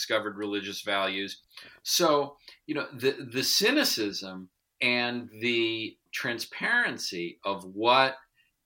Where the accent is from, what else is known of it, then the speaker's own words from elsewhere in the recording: New York, United States; I'm also from New York, and I also grew up riding the subways.